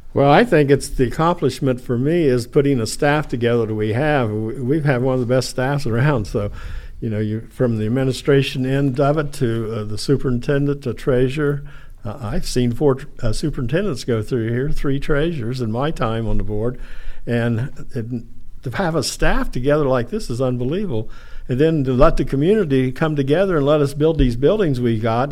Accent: New Holland, Ohio, United States; born and raised in, around the area in New Holland

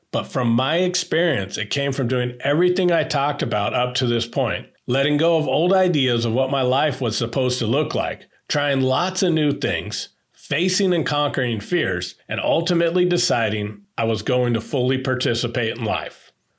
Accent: Northern California, United States; born or raised there

